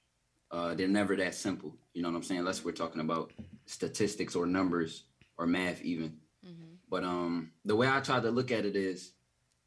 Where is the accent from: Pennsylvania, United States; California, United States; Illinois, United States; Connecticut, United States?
Pennsylvania, United States; Philadelphia; I'm from Philly.